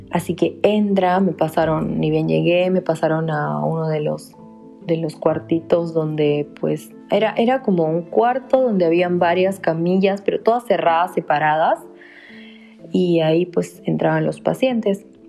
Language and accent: Spanish; Peru; moved away; yo le digo, de Perú